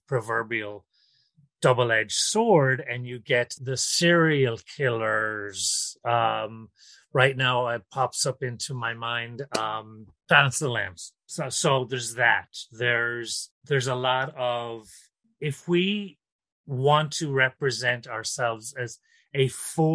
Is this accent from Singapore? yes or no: no; Ireland; now in New York City, United States; I am from Ireland originally, but I currently live in New York City